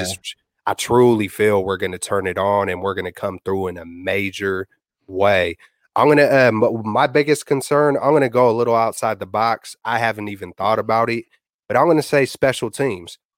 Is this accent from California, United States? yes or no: yes; Bay Area, California, United States; I'm born and raised in the Bay Area